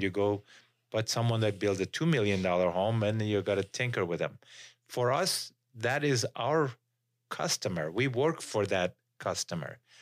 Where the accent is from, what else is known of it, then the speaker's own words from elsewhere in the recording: Iran; moved away as an adult; now in Utah, United States; I came from Iran.